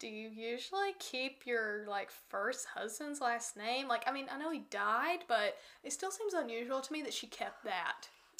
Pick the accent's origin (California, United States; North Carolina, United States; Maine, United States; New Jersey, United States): North Carolina, United States; near Morganton; There's also like a pretty big prison in like Morganton, which is near my hometown.